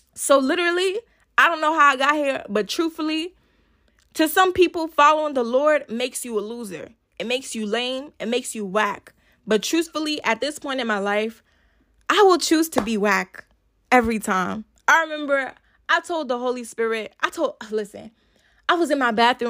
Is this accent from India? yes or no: no; Nigeria; I'm a Nigerian girl